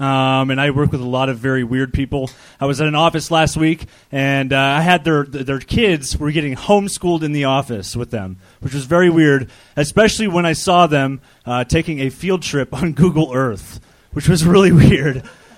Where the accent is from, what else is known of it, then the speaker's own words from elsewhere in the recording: Sacramento, California, United States; now in Phoenix, United States; Sacramento, California.